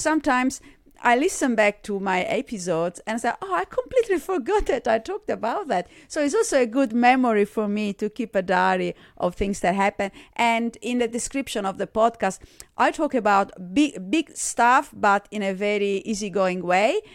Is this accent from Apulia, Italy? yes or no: no; Sardinia, Italy; accent: Italian; English is a second language; moved away as an adult; also born or lived in Germany / Australia; I was born in Sardinia in Italy